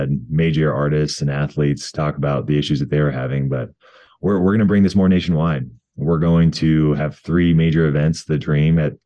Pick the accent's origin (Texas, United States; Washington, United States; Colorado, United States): Colorado, United States; come back to my home state of Colorado